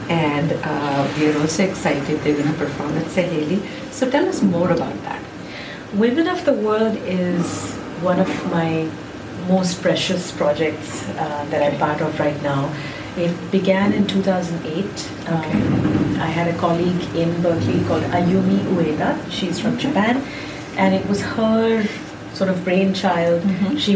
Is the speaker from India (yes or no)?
yes; India; then, of course, I'm there from India.